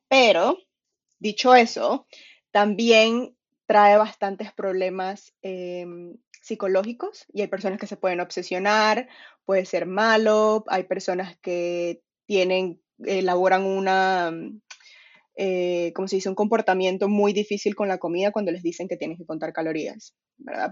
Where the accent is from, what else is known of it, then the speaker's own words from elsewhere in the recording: Venezuela; now in England, United Kingdom; soy de Venezuela, ahorita estoy viviendo en UK, Inglaterra